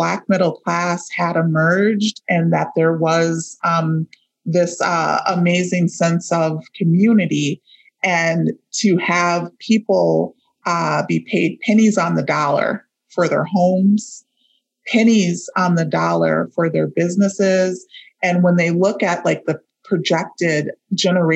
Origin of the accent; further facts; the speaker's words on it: St. Paul, Minnesota, United States; And I grew up in St. Paul. I grew up in the Frogtown neighborhood